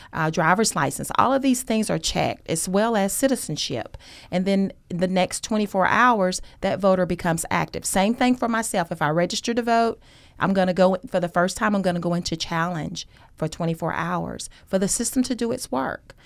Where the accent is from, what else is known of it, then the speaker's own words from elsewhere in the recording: Gainesville, Georgia, United States; moved away as an adult; now in Athens, United States; I'm originally from Hall County, Gainesville